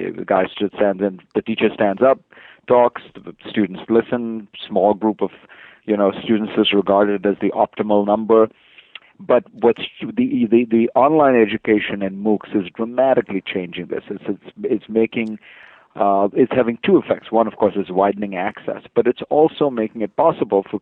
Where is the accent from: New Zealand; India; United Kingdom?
India; I was born in India, really just a generation removed from independence